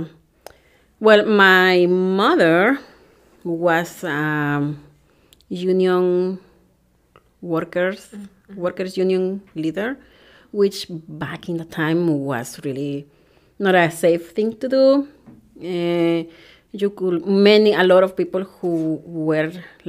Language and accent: English; El Salvador; English is a second language; moved away as an adult; now in Wisconsin, United States; I was born in El Salvador, which is in Central America